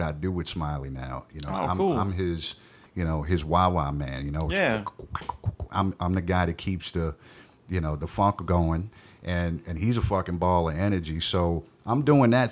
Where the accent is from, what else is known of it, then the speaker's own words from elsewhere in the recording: New Orleans, Louisiana, United States; growing up in New Orleans